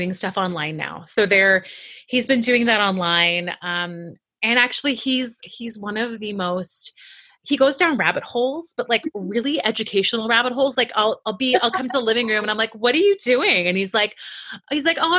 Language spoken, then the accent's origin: English; Iran; moved away; also born or lived in Canada; I grew up in Iran and I was raised during the war and my family immigrated to Canada